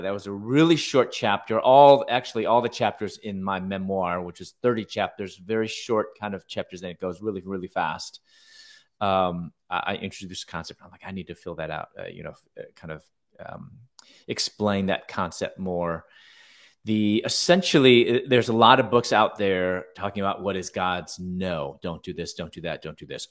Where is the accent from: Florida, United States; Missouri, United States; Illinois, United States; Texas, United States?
Illinois, United States; Chicago; now in San Diego, United States; I'm originally from Chicago. I'm now living in San Diego now.